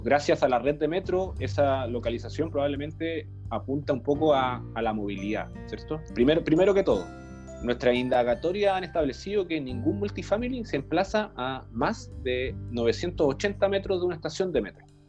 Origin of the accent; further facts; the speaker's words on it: Iquique, Tarapacá, Chile; now in Santiago, Chile; soy iquiqueño, siempre destaco eso para que la gente lo sepa, la gente de regiones también haciendo patria aquí en Santiago